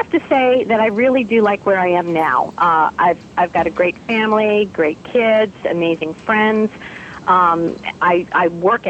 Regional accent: New York, United States; accent: New York; So I had to work very hard to lose my New York accent.

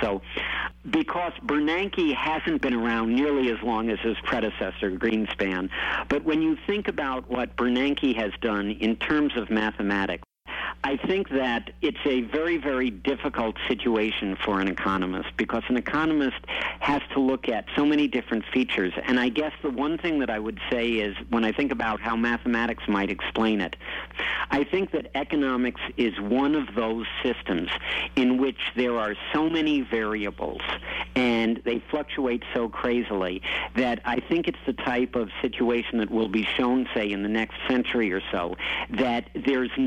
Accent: United States; I'm an American

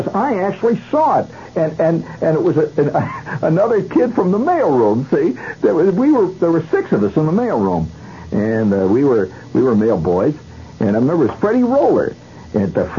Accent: United States; I'm an American

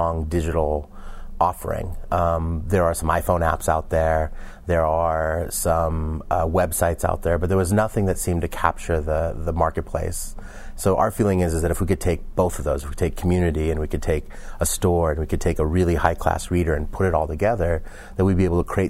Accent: San Francisco Bay Area, California, United States; I grew up in the San Francisco Bay Area

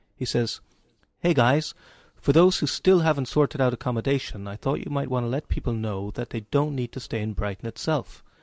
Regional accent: Cork, Munster, Ireland; moved away; My hometown

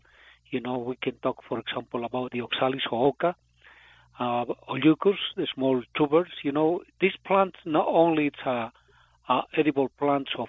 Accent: Cochabamba, Bolivia; English is a second language; moved away as an adult; now in United States; I am from Bolivia. It's my town where I born. It's Cochabamba.

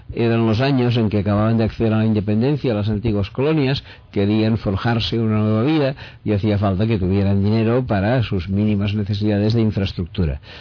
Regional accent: Spain

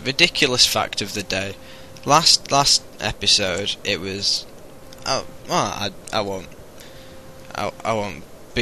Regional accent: United Kingdom

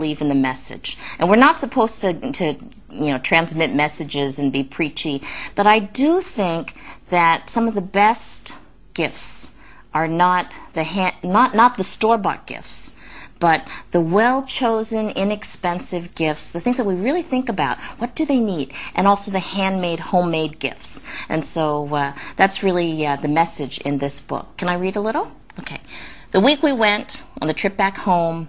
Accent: Los Angeles, California, United States; I grew up in Los Angeles.

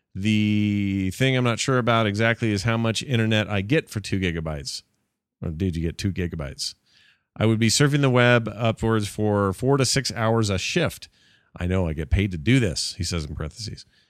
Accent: Sandy, Utah, United States; That's where I grew up, too

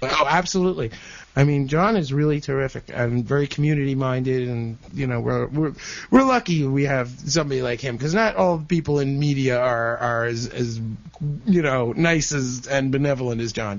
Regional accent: New Jersey, United States; also born or lived in Brooklyn, New York; I was born in Brooklyn, but my parents uh, moved out here to Jersey, to New Jersey, uh, when you know back in the mid '60s

